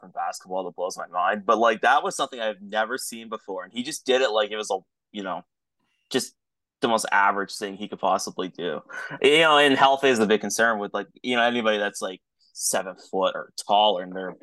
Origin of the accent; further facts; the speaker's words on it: Canada; As a Canadian